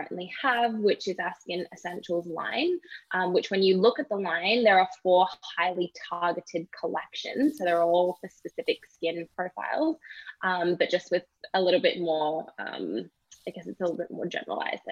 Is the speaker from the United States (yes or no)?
no; Australia; moved away as an adult; also born or lived in British Columbia, Canada; now in Toronto, Canada; obviously I'm not from Canada. I'm originally from Australia and I moved to Canada 5 years ago